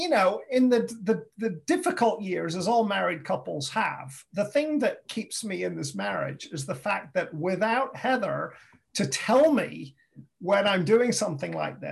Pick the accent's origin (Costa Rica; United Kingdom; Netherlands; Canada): United Kingdom; England; moved away as an adult; also born or lived in St. Louis / West Virginia / Atlanta, Georgia; I'm from England